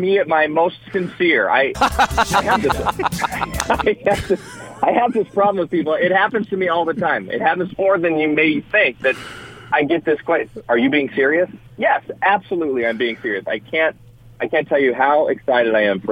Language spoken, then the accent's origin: English; United States; I'm unabashedly American